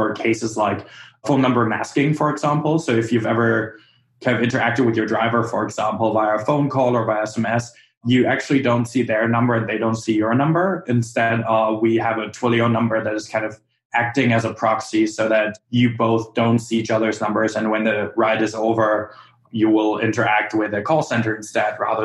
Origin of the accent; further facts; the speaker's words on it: Germany; now in United States; I come from Germany